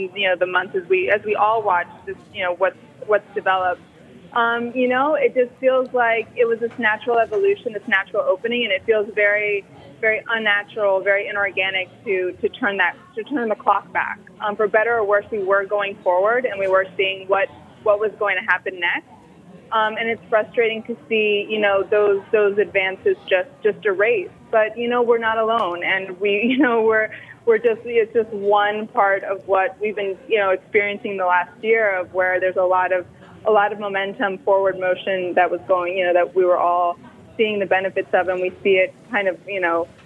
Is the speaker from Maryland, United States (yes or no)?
no; Miami, Florida, United States; moved away as an adult; also born or lived in New York City; I grew up in Miami